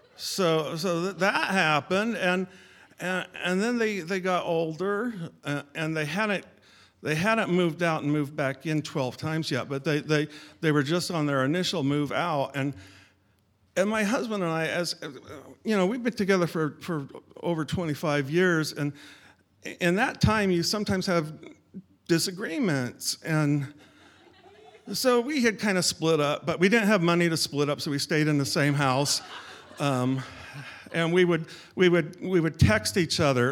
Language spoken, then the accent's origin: English; Sacramento, California, United States; moved away as an adult; now in Seattle, United States; I grew up in Sacramento, California